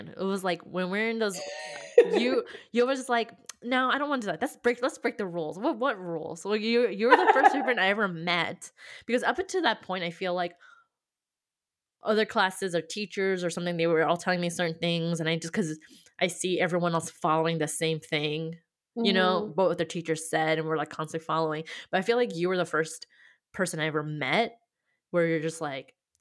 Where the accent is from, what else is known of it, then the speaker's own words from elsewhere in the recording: California, United States; I'm from California